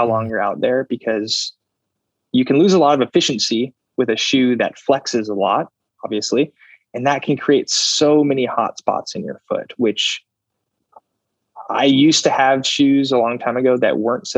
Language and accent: English; Phoenix, Arizona, United States; I am from Phoenix.